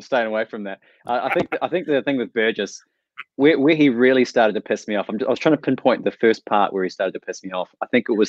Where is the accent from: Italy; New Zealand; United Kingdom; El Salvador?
New Zealand; Hi guys, I'm from New Zealand. I only get New Zealand TV